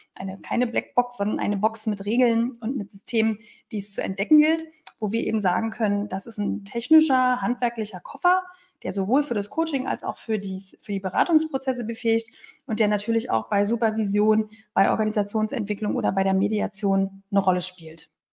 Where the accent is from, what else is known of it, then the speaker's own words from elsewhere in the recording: Berlin, Germany; moved away; ich bin ja Berlinerin